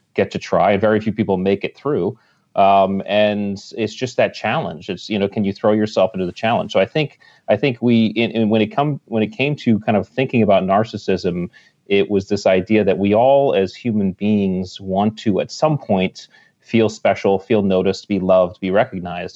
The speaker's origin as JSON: {"language": "English", "region": "Connecticut", "country": "United States", "tie": "born or raised there", "said": "I grew up in Connecticut, right on the water, and I was a water rat since I was a kid"}